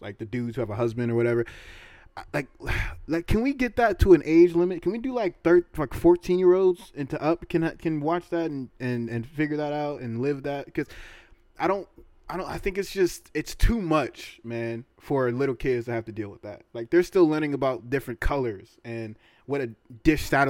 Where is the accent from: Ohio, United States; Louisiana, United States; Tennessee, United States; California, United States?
California, United States; the Bay Area; we're from the Bay